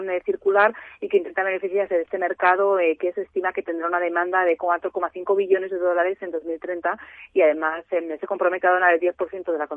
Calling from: Vitoria, Basque Country, Spain; de Vitoria

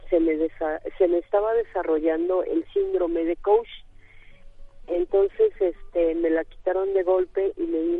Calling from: Iztapalapa, Mexico City, Mexico; muy buenos días, señorita. Soy de Iztapalapa

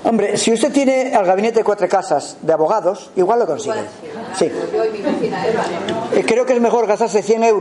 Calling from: Girona, Catalonia, Spain; Porque en mi pueblo, aquí en Gerona, ya han puesto los contadores

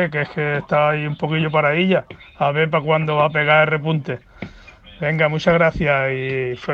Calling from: Málaga, Andalusia, Spain; de Málaga.

